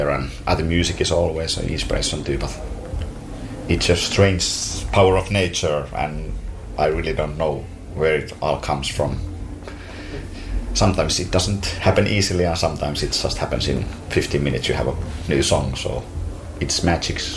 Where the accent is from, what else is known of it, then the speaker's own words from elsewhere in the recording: Finland; we are from Finland